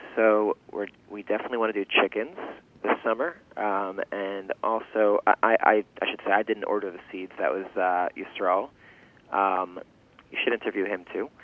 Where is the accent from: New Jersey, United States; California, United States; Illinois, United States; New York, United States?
New York, United States; New York City; first language Yiddish; English is a second language; I grew up in Washington Heights in northern Manhattan and then also Riverdale in a Yiddish speaking family